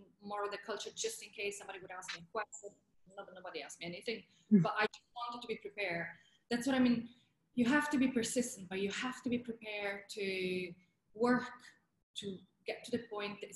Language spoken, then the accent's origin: English; Italy; accent: Italian; English is a second language; moved away as an adult; also born or lived in England; my Italian accent was too strong